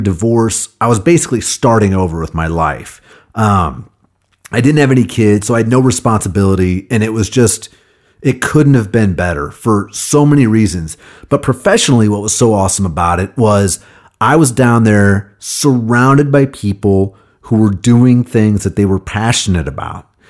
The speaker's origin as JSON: {"language": "English", "town": "Kansas City", "country": "United States", "tie": "born or raised there", "also_born_or_lived": "Nashville, Tennessee", "moved": "as an adult", "said": "I came back to Kansas City, my hometown"}